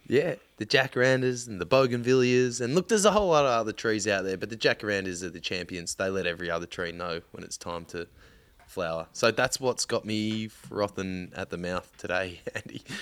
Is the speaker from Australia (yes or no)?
yes; Melbourne, Victoria, Australia; moved away; growing up in Melbourne